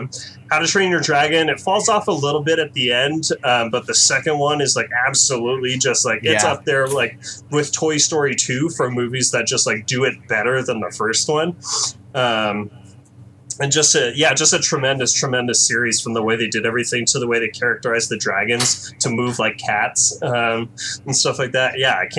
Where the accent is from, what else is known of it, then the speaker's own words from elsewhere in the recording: United States; And I'm Chinese American